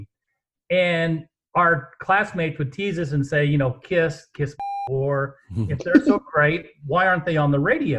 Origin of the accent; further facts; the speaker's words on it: Terre Haute, Indiana, United States; we read the Indianapolis paper a lot, even though we lived in Terre Haute